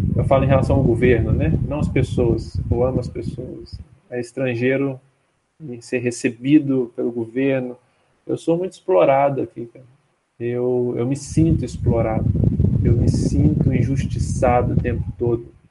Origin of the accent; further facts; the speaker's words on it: Brazil; moved away as an adult; now in Mozambique; eu sou brasileiro